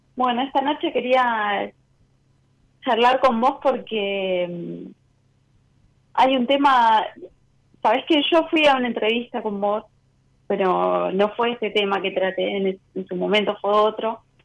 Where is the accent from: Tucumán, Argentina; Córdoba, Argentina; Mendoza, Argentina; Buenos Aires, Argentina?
Buenos Aires, Argentina; soy de Caballito.